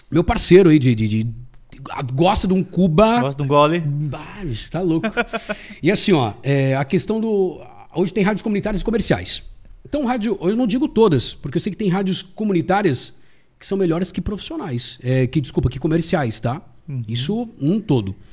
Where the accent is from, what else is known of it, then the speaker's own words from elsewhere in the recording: Lages, Santa Catarina, Brazil; born there; eu sou nascido em Lages. Só nasci, na verdade.